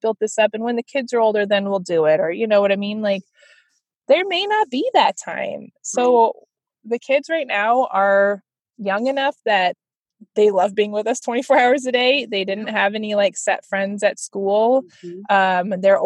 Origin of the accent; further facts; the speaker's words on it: California, United States; moved away; I'm from California originally